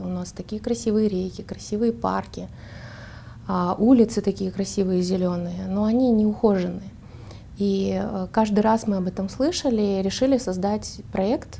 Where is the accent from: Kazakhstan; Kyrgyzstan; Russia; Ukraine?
Kazakhstan; Almaty; Я выросла в Алматы и в, жила в микрорайоне